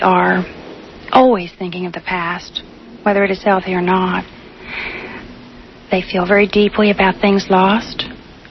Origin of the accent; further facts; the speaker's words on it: Trenton, New Jersey, United States; moved away as an adult; I was born in New Jersey, in Trenton, and I had never left Trenton until I was a young adult.